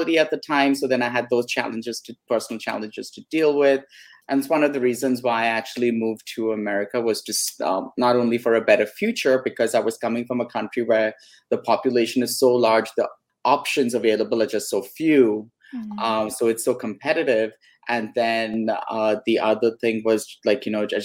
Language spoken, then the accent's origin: English; Mumbai, Maharashtra, India; now in California, United States; I grew up in Bombay, which is called Mumbai now.